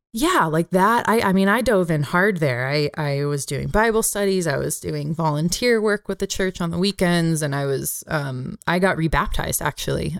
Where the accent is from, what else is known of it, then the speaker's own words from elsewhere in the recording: Bay Area, California, United States; where I grew up in the Bay Area